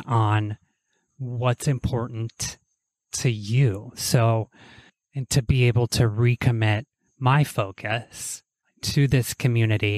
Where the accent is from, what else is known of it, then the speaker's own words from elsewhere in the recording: Toronto, Ohio, United States; moved away; I am here in my hometown of Toronto, Ohio, which is a tiny river town of about probably 5,000 people now